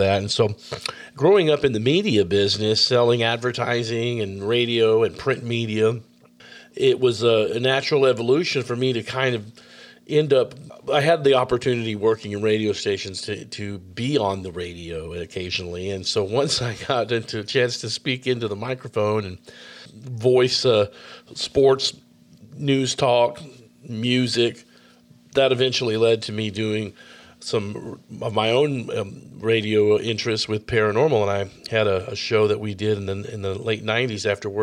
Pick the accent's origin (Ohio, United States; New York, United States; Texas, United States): Texas, United States; Austin; here in my hometown of Austin, Texas